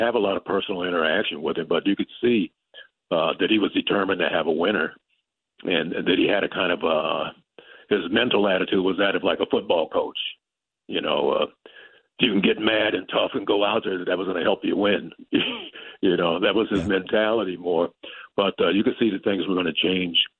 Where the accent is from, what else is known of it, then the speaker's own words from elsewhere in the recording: California, United States; moved away as an adult; I grew up in California